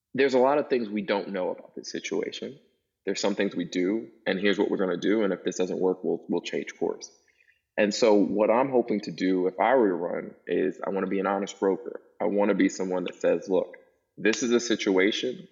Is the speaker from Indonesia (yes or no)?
no; New York City, New York, United States; now in Virginia, United States; I grew up in Brooklyn, New York